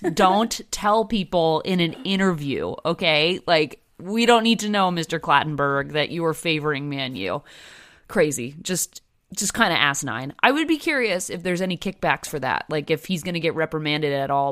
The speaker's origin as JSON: {"language": "English", "region": "New Jersey", "country": "United States", "tie": "born or raised there", "said": "Growing up in New Jersey"}